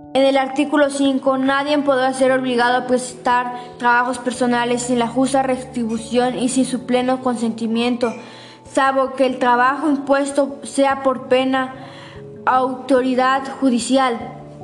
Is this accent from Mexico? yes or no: yes; Mexico; Como mexicanos estamos obligados a conocer las garantías individuales